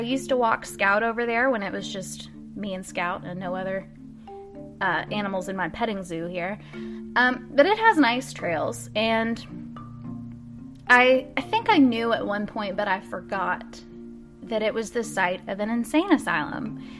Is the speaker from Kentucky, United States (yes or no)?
yes; Louisville, Kentucky, United States; I'm taking us back to Louisville, my hometown